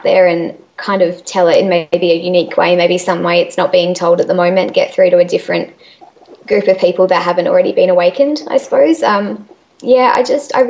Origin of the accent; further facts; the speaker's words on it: Adelaide, South Australia, Australia; I'm from Adelaide